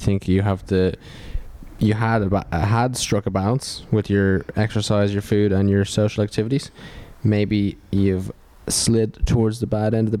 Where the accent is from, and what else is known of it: Ireland